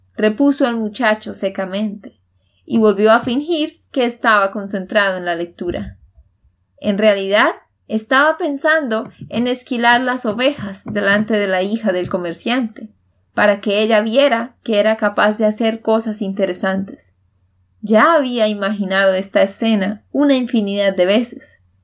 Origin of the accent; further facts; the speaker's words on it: Santander, Colombia; de Santander, Colombia